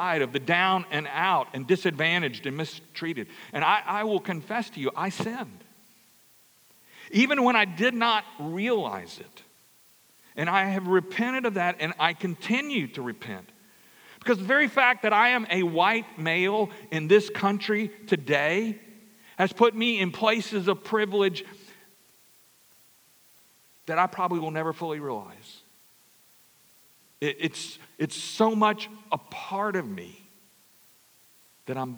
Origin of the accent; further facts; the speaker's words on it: Louisiana, United States; I grew up in Louisiana.